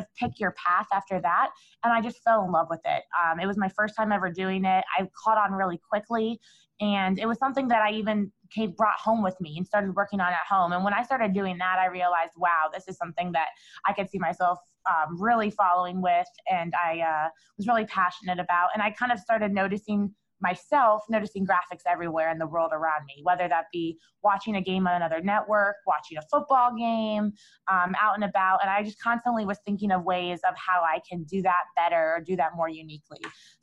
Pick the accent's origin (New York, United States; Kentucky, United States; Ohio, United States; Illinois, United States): Ohio, United States; Cleveland; my hometown team, the Cleveland Cavaliers